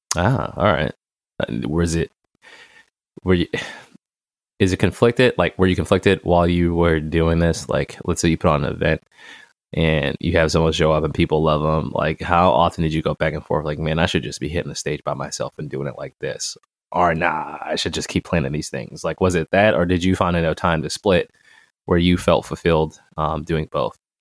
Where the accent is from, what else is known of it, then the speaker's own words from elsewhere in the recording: Boston, Massachusetts, United States; I'm from J P